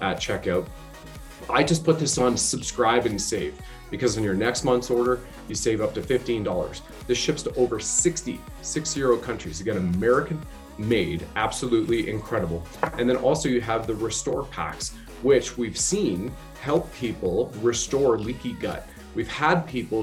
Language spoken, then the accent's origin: English; Canada; also born or lived in Ontario; I was serving my country as a Canadian infantry soldier